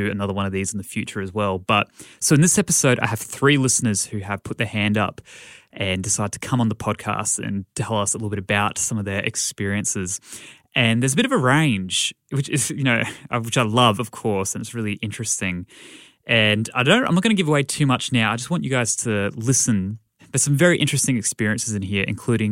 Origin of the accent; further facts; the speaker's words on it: Brisbane, Queensland, Australia; my hometown of Brisbane, Australia